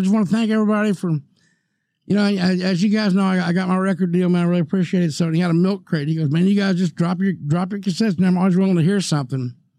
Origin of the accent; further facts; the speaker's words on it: Mississippi, United States; moved away; here I am from Mississippi.